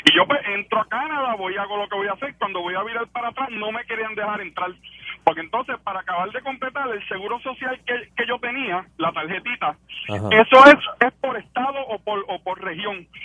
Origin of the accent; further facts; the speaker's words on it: Puerto Rico; also born or lived in New York; yo nací en Puerto Rico